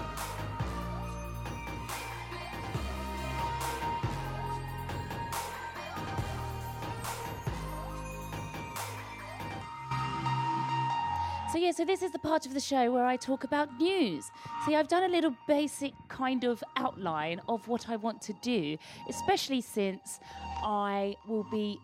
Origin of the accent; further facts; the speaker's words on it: United Kingdom; as a Brit